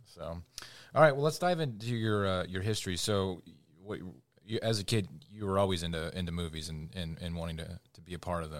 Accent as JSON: {"language": "English", "region": "Indiana", "country": "United States", "moved": "yes"}